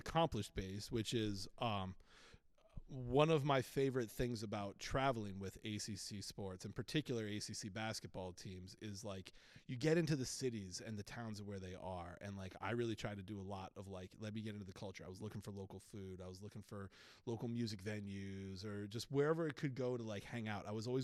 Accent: New England, United States; also born or lived in New Hampshire / Providence, Rhode Island / Boston, Massachusetts; I'm from New England. I kind of grew up in right outside of Boston in New Hampshire and Providence, Rhode Island. But Boston is definitely like my home city for sure.

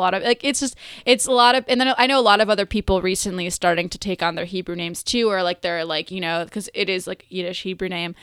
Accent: Buffalo Grove, Illinois, United States; also born or lived in Vernon Hills / Mundelein; I grew up in northwest suburbs.

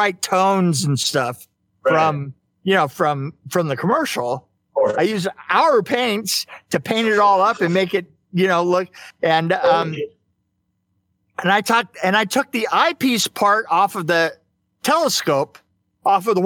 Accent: San Bernardino, California, United States; I was from San Bernardino

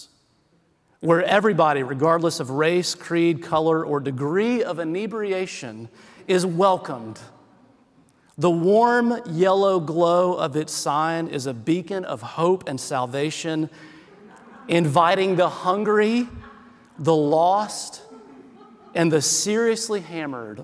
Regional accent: South Carolina, United States; now in Oakland, United States; I'm from South Carolina.

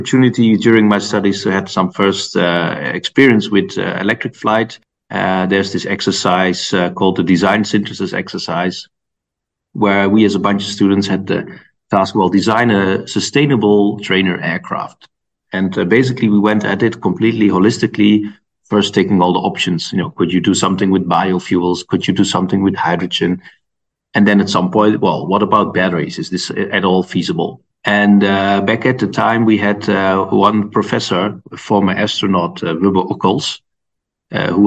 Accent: Netherlands; moved away as an adult; also born or lived in Delft, Netherlands; now in Munich, Germany; I'm from the Netherlands originally

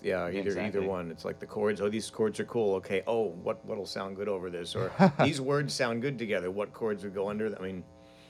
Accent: New York, United States; now in Vermont, United States; From New York, but Vermont more than half my life, so.

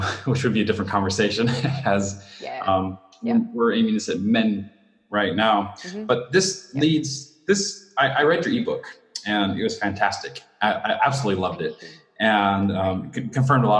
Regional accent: United States; now in Japan; when I was raised in the States, you did not see your family members

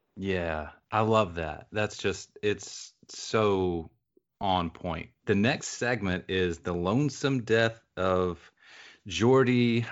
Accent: the rural South, United States; when I say I grew up in the South, I mean I grew up in the rural South.

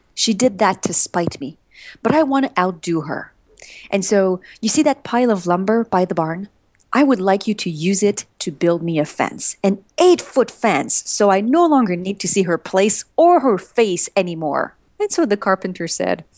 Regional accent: Montreal, Quebec, Canada; now in United States; My husband and I, we're from Montreal, but we live in the U S.

